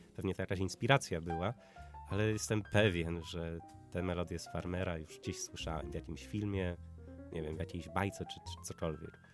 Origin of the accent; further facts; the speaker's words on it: Widawa, Łódź Voivodeship, Poland; also born or lived in Zduńska Wola; Widawa, tam, tam skąd pochodzę, to jest wieś, a ma 2000. tysiące.